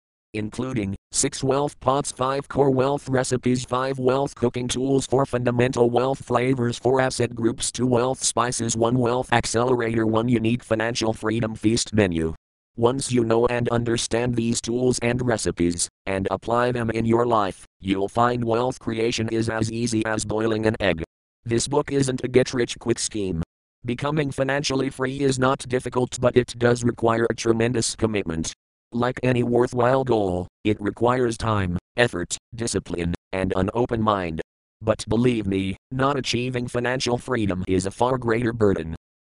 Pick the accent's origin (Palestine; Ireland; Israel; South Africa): South Africa; born there; I was born in South Africa, a twin and the fifth of six children